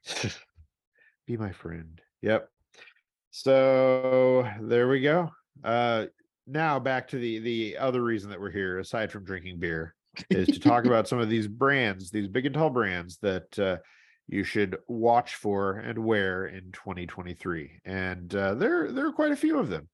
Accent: St. Louis, Missouri, United States; moved away; where I grew up in Saint Louis

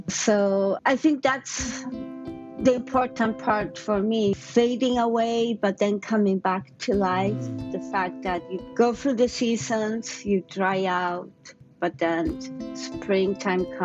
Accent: Mexico City, Mexico; moved away as an adult; now in Oakland, United States; I'm from Mexico City. I've been here for more than 20 years

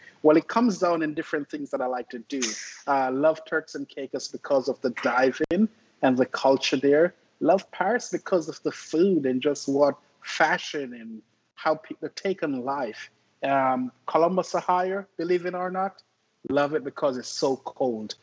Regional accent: Jamaica; also born or lived in Memphis, Tennessee; now in Oklahoma City, United States; I'm from Jamaica, right? And I grew up in a little village called Barracks River

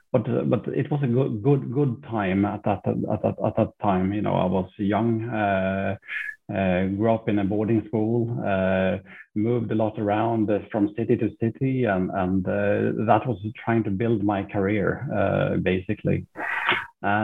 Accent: Sweden; also born or lived in Finland / Norway / Switzerland / Dubai; I've got a little bit of a mixed background. My mother is Norwegian. My father is British. I was born in Finland. I grew up in Sweden.

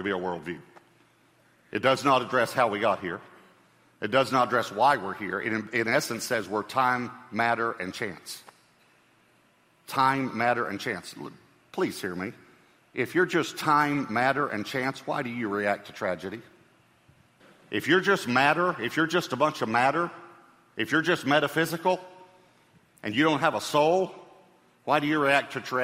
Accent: East Texas, United States; I grew up in East Texas

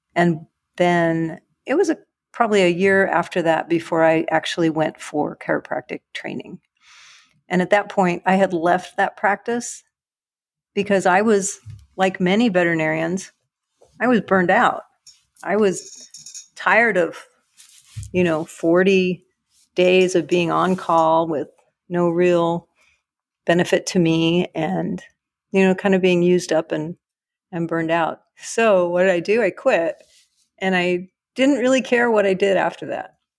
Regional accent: Cedar Rapids, Iowa, United States; moved away; also born or lived in Meridian, Texas; I grew up in Cedar Rapids, Iowa.

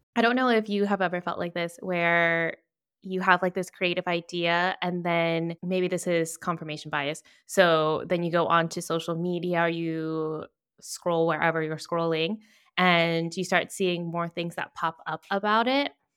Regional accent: Virginia, United States; now in Toledo, Spain; I'm originally from Virginia, but based in Toledo, Spain

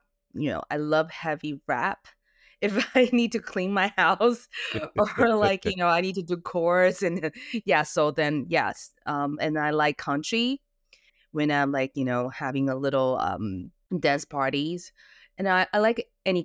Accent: Canada; accent: Canadian; also born or lived in Singapore / London; Well, I was raised in Singapore and Canada, and I was also in London for a little while.

